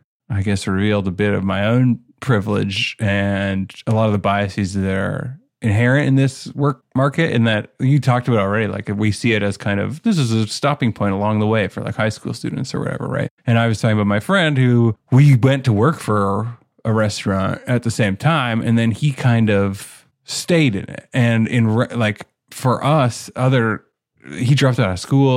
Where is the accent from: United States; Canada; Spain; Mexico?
Canada; I'm from Canada.